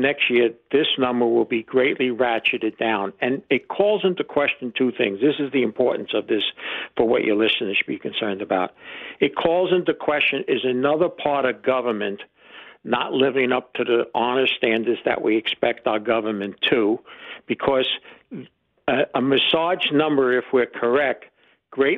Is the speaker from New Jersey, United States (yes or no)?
yes; New Jersey, United States; I'm from New Jersey